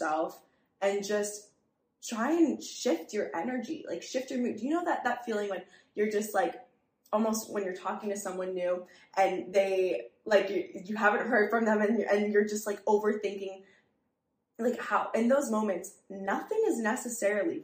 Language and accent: English; New York City, New York, United States; born or raised there